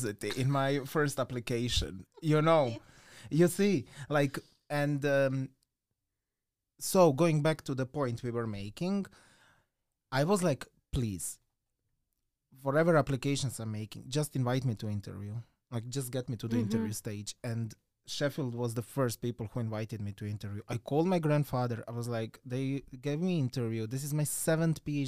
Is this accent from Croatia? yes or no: yes; Croatia; moved away as an adult; I'm from an island